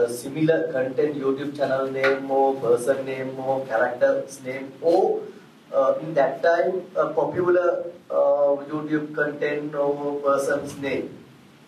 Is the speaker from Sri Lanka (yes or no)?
yes; Sri Lanka; I'm from Sri Lanka